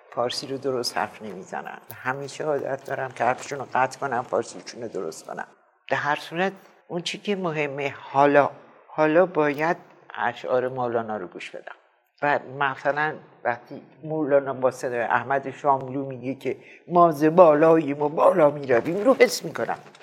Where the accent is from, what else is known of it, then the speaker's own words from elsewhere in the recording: Mashhad, Razavi Khorasan, Iran; moved away; also born or lived in Paris, France; همشهری فردوسی